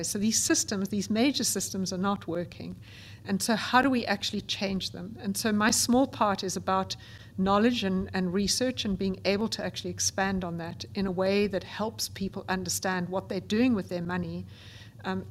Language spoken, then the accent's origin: English; South Africa; I grew up, as you can gather from my accent, in South Africa